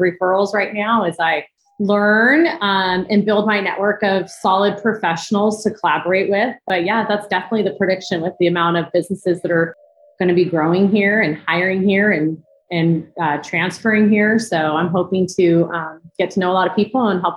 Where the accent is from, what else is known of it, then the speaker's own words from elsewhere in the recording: Huntington Beach, California, United States; moved away as an adult; also born or lived in Mission Viejo; now in Austin, United States; born and raised in Southern California, Huntington Beach